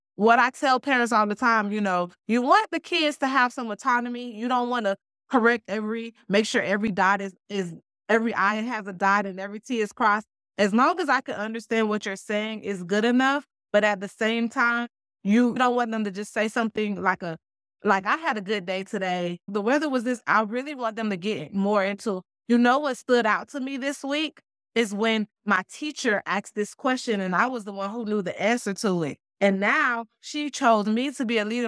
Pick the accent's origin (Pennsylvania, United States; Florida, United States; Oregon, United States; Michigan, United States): Florida, United States; Miami; moved away as an adult; now in Jonesboro, United States; I was born and raised in Miami, so I didn't anticipate any culture shock because I'm right here in my hometown.